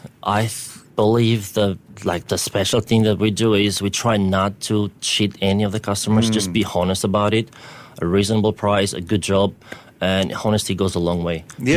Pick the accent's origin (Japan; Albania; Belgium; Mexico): Albania; moved away as an adult; now in Singapore; Like, I'm from Albania